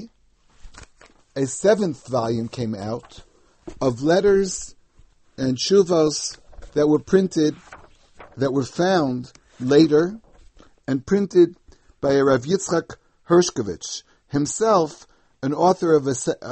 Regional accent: New York City, New York, United States; the custom that I remember from growing up in the United States

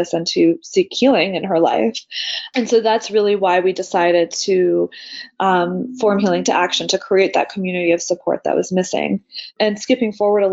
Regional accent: close to Washington, D.C., Virginia, United States; I grew up in Virginia, close to Washington, D.C.

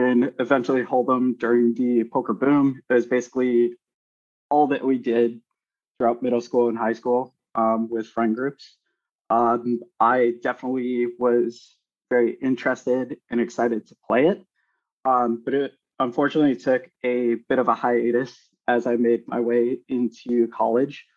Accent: Chicago, Illinois, United States; moved away as an adult; also born or lived in Minneapolis; I was born in Chicago and ended up moving to Minneapolis for another job

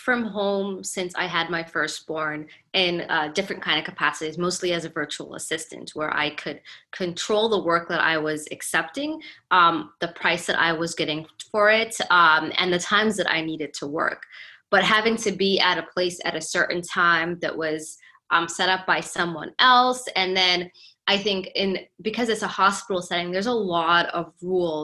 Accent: Canada; also born or lived in Somalia; now in United States; I grew up in Canada, which is, I mean, to me growing up there, it wasn't bad.

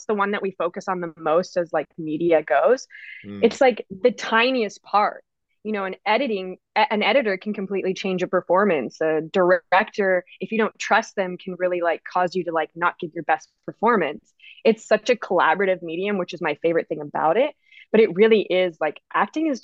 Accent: Vancouver, British Columbia, Canada; I'm from Vancouver, Canada

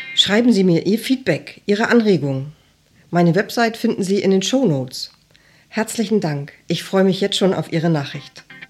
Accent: Hamburg, Germany; Ich bin aus Hamburg

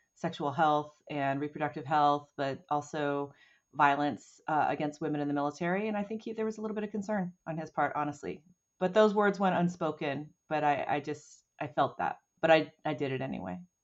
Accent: Oceanside, California, United States; I grew up outside of Camp Pendleton

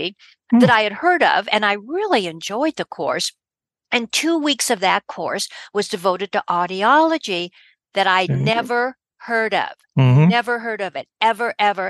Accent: Denver, Colorado, United States; I was born and raised in Denver, Colorado.

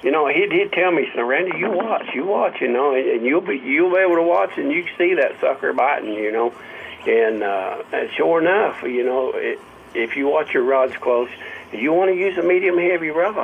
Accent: Mountain View, Missouri, United States; I was born in Mountain View, Missouri.

